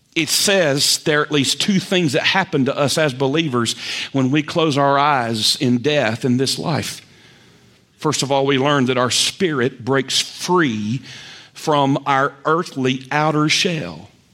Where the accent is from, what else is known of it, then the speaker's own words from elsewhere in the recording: Lexington, North Carolina, United States; moved away; also born or lived in Raleigh, North Carolina; my hometown of Lexington.